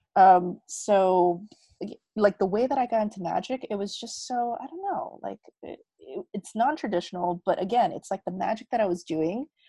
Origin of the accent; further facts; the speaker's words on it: United States; moved away as an adult; also born or lived in Korea; now in Bali, Indonesia; So I'm Korean American. So I grew up all my life in America.